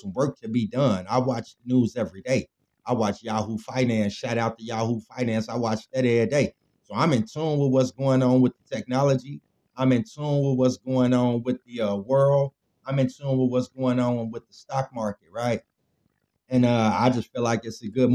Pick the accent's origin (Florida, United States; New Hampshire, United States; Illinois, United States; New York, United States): Illinois, United States; Chicago; I'm from Chicago